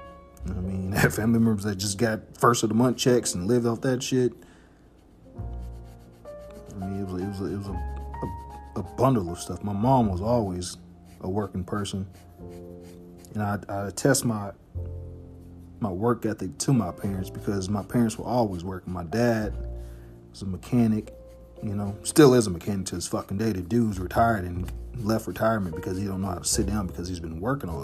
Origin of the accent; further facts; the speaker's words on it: Evansville, Indiana, United States; also born or lived in Harvey, Illinois; I grew up in Oakdale here in Evansville